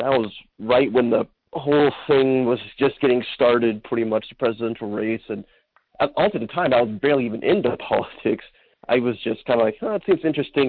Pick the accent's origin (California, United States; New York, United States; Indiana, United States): California, United States; Pomona; now in Perris, United States; I was born in Pomona